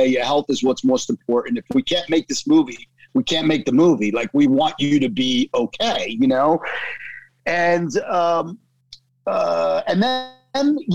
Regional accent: Hoboken, New Jersey, United States; moved away; I'm from Hoboken.

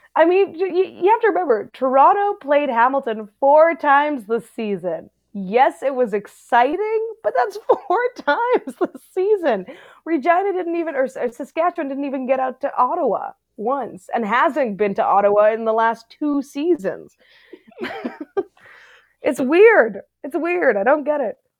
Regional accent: South Africa; now in Canada; I grew up in South Africa

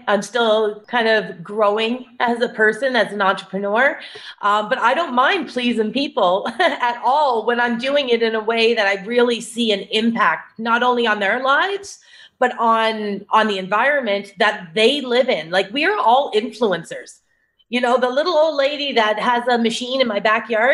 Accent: Cape Breton Island, Nova Scotia, Canada; So I'm Canadian. I grew up in Nova Scotia on a small island actually called Cape Breton Island off the east coast of Nova Scotia.

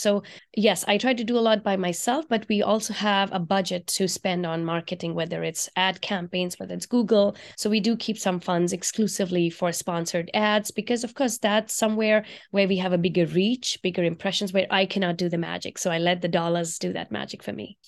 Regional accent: India; moved away as an adult; now in United States; I grew up in India, and I used to eat on banana leaves in India while growing up

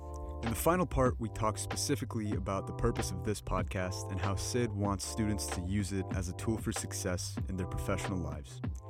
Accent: North India, India; also born or lived in Delhi / Bangalore / Mumbai; now in United States; So I grew up in North India, moved down to Delhi, moved to Bangalore, then Mumbai, then came to the States.

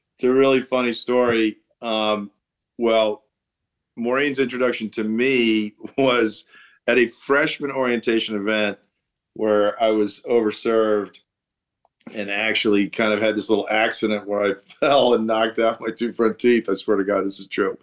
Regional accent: Allentown, Pennsylvania, United States; moved away as an adult; also born or lived in Boston; now in New York, United States; I was born in Allentown, Pennsylvania

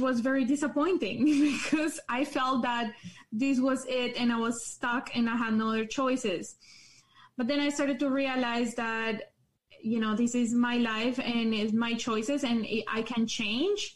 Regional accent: Colombia; English is a second language; moved away as an adult; also born or lived in Calgary, Canada; now in Canada; I was born in Colombia. I lived there for 17 years of my life, and I moved to Canada when I was 17.

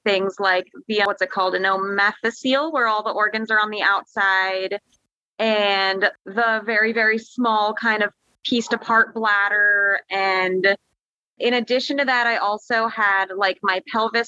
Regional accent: Sarasota, Florida, United States; So I was born in Florida. I was born in Sarasota.

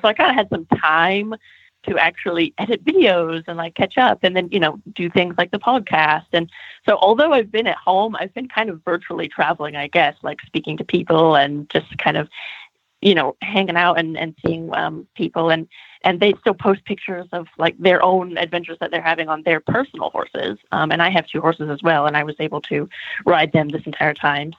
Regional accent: California, United States; moved away; also born or lived in United Kingdom / Germany; I am Californian

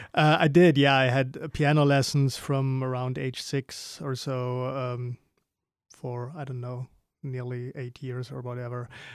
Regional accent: Germany; growing up in Germany

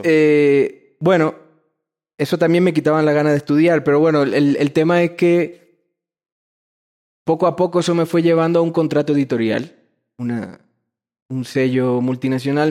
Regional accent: Dominican Republic; moved away; also born or lived in Madrid, Spain; soy dominicano, siempre lo seré, pero también hay una formación mía en Madrid que, que está como tatuada en mi ser

